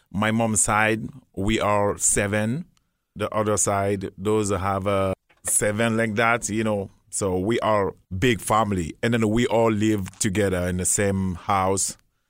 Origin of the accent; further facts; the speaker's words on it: Guinea; moved away as an adult; now in United States; I'm from Guinea, West Africa. I'm original Guinean.